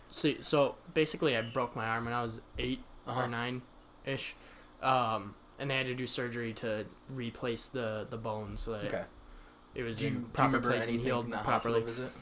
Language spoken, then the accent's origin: English; Michigan, United States; we're Canada light. It's Michigan.